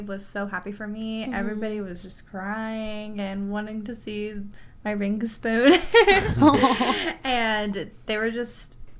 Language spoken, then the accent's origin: English; Texas, United States; we're country. Of course, we're from Texas and we're in the San Antonio area. We have that countryside to us, but we are more city